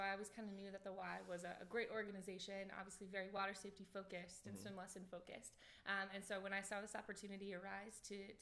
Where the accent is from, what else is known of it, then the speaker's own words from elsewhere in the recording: Lake Minnetonka, Minnesota, United States; moved away; I grew up actually in Minnesota, land of 10,000 lakes